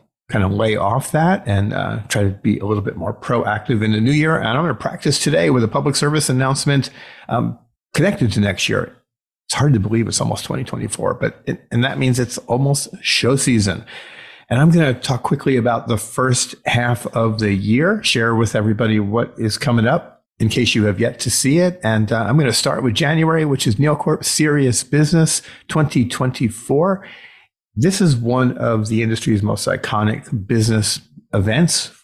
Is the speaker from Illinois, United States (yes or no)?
yes; Chicago, Illinois, United States; here in my hometown of Chicago.